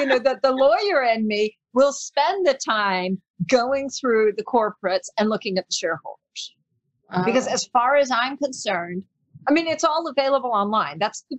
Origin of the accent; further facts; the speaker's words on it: Panama; accent: American; also born or lived in England / Australia / New Zealand; My dad is from New Zealand and my mom is English. So I've lived mainly in Panama most of my life. I've lived in England, Australia, New Zealand, and I speak English with an American accent.